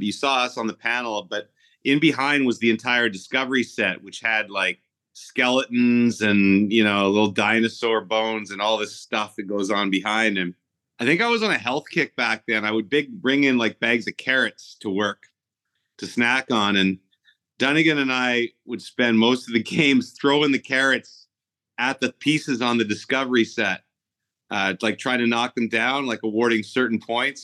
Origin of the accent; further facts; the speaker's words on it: Ottawa, Ontario, Canada; moved away as an adult; I was born in Ottawa actually, and we were back in Ottawa by the time I was eight.